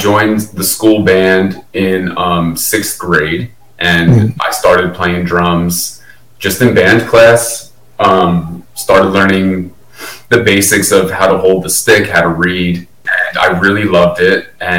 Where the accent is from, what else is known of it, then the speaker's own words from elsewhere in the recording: Old Bridge, New Jersey, United States; Well, I was born in New Brunswick, New Jersey, and I grew up in Old Bridge, New Jersey. It's about 40 minutes outside of New York City, 45 minutes outside of New York City.